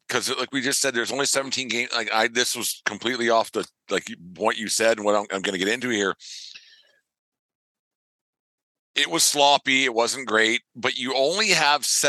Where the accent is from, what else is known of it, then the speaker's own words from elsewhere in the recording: Alberta, Canada; I'm from Alberta.